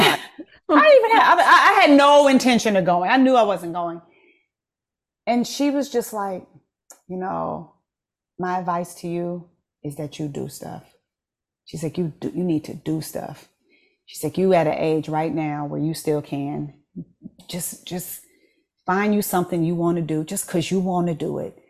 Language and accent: English; United States; as an American who doesn't speak French